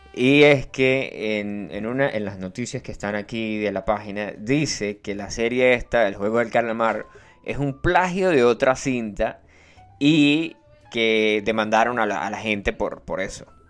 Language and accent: Spanish; Santa Bárbara, Venezuela; moved away; ya yo no soy de Santa Bárbara